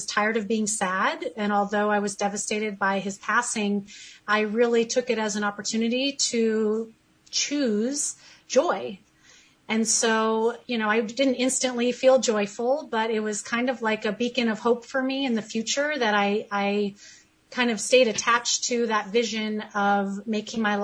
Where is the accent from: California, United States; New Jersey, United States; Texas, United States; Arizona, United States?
California, United States; I am born and raised in California